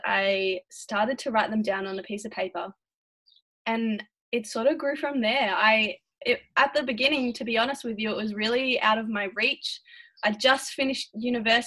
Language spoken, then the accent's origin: English; Melbourne, Victoria, Australia; I'm from Melbourne in Victoria, which is in Australia, on the other side of the world to you guys.